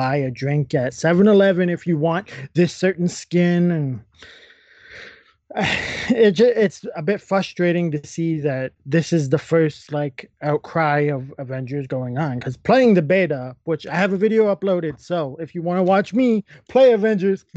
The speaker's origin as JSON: {"language": "English", "country": "Canada", "said": "we're Canadian."}